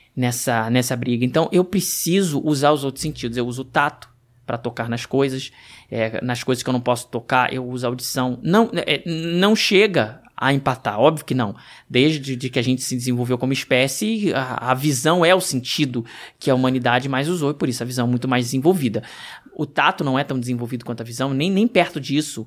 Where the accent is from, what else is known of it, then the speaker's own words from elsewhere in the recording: Rio de Janeiro, Brazil; sou carioca